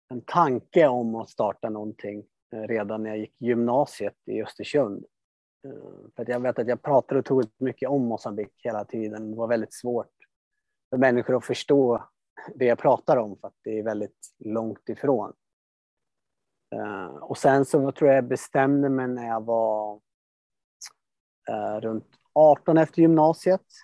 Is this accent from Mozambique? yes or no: yes; Mozambique; born there; also born or lived in Sweden; Ja, alltså jag föddes i Moçambique 85 och sen har jag pendlat fram och tillbaka under större delen av mitt liv.